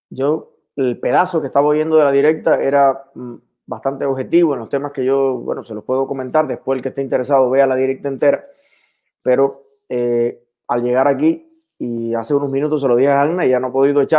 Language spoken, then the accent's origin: Spanish; Cuba; now in Miami, United States; No somos los cubanos extremistas de Miami los que estamos retrasando que Biden empiece a tomar decisiones